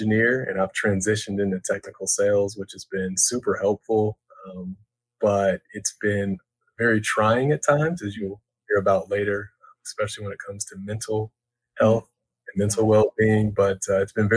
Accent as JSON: {"language": "English", "town": "Atlanta", "region": "Georgia", "country": "United States", "said": "I'm from the Metro Atlanta area"}